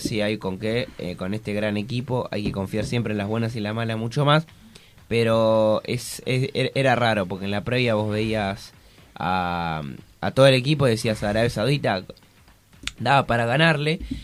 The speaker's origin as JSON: {"language": "Spanish", "country": "Argentina"}